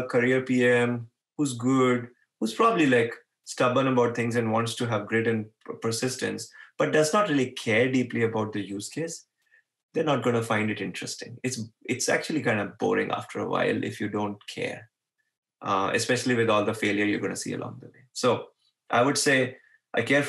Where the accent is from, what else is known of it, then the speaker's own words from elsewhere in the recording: Mumbai, Maharashtra, India; I was born in Bombay